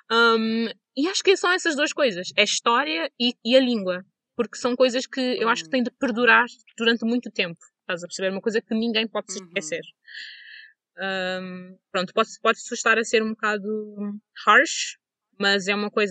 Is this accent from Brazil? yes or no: no; Portugal; born there; Até porque eu nasci em Portugal, mas uh, o pedaço de Portugal que eu tenho foi quando eu estava no liceu e na universidade e nada disso, tipo, eu não cresci lá